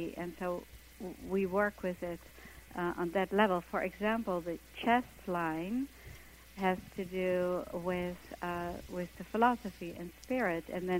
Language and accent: English; Netherlands; moved away as an adult; now in New York, United States; I came from Holland to New York to be a dancer, and I got myself into this company